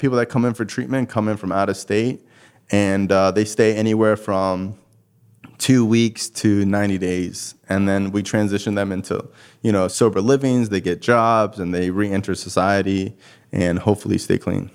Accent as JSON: {"language": "English", "town": "Cooper City", "region": "Florida", "country": "United States", "tie": "born or raised there", "also_born_or_lived": "Davie, Florida", "said": "I'm born and raised in Davie. You know, I grew up, like, in Cooper City, which is, like, right next to Davie, which is basically thirty minutes from Fort Lauderdale"}